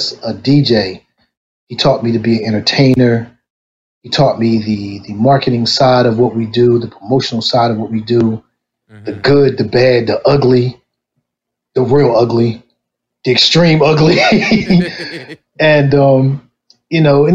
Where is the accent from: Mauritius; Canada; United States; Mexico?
United States; Wilmington, Delaware; I'm from Wilmington, Delaware, born and raised. Southbridge native